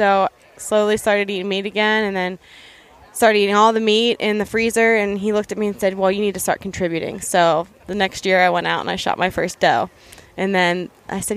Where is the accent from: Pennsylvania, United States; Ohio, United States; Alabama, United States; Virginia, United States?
Pennsylvania, United States; Western; I grew up here in Western Pennsylvania